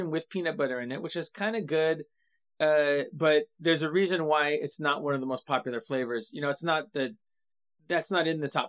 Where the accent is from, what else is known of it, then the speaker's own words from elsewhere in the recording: California, United States; I'm from California.